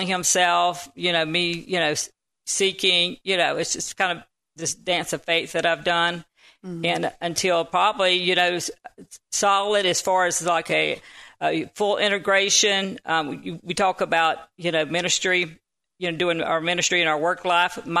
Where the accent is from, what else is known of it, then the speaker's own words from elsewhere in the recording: Panama City, Florida, United States; I'm from the Panama City area in Florida